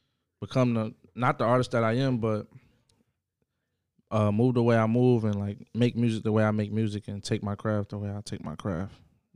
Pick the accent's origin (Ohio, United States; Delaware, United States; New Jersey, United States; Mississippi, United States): New Jersey, United States; Jersey City; I'm from Jersey City, New Jersey, born and raised.